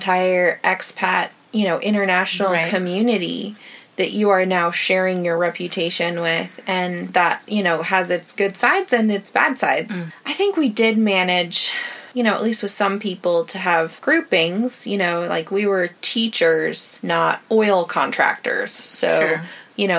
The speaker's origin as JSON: {"language": "English", "country": "United States", "moved": "yes"}